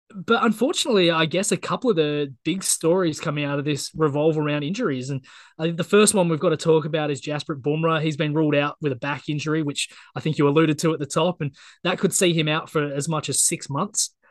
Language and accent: English; Australia; As an Aussie